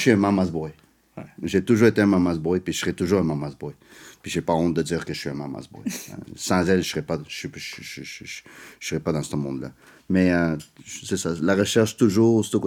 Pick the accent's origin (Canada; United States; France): Canada; Montreal, Quebec; French is a second language; also born or lived in South America; je suis né en Amérique du Sud, j'ai grandi, tu sais, j'ai grandi en Amérique du Nord, je viens des parents asiatiques